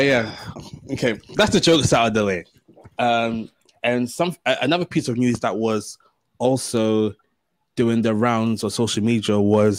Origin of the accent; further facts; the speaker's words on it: London, United Kingdom; as black men, you know, growing up in London